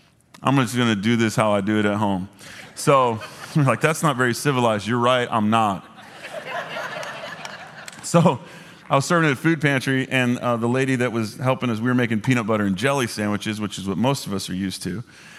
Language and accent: English; Dallas, Texas, United States; I grew up here in Dallas. I don't know if this is like a Southern original thing.